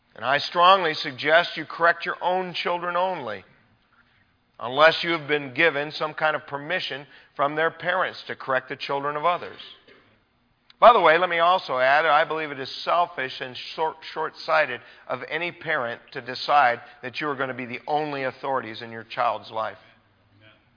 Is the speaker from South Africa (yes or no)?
no; United States; as American people living in our culture today